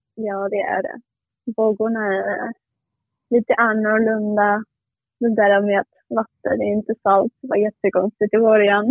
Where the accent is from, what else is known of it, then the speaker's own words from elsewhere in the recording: Gijón, Asturias, Spain; Swedish is a second language; now in Sweden; jag är från Gijón